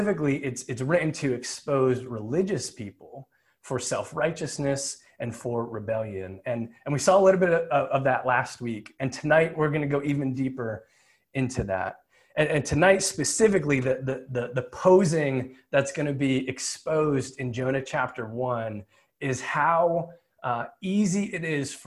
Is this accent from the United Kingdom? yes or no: no; New Jersey, United States; I grew up in Jersey